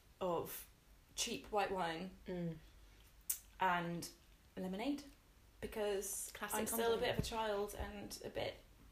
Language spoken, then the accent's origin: English; Devon, South West England, United Kingdom; moved away as an adult; also born or lived in Exeter / Nova Scotia, Canada; now in Bristol, United Kingdom; we came back and we settled... in a little village in the countryside in also Devon, and I grew up there